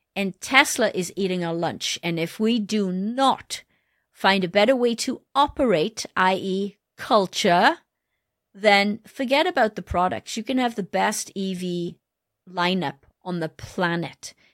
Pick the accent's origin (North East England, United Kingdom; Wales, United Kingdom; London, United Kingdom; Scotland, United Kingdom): Wales, United Kingdom; moved away; also born or lived in Detroit; I wanted to give back to my home country. I wanted to find a way to give back to Wales.